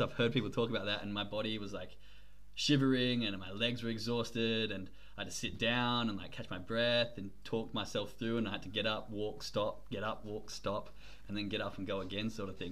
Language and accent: English; Australia; accent: Australian; now in Germany